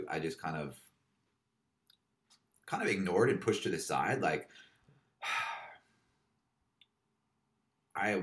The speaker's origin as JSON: {"language": "English", "area": "Kauai", "region": "Hawaii", "country": "United States", "tie": "born or raised there", "also_born_or_lived": "Los Angeles, United States", "moved": "yes", "lives_now": "Melbourne, Australia", "said": "I grew up on Kauai with a crew of people"}